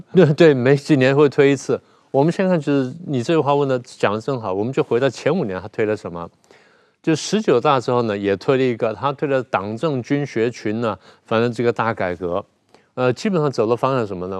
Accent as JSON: {"language": "Chinese", "country": "Taiwan", "said": "我台湾叫…嘛"}